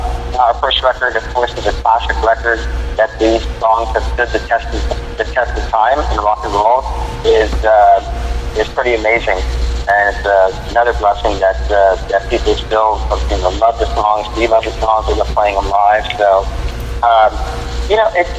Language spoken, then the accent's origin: English; Los Angeles, California, United States; I was born and raised here in Los Angeles and LA, California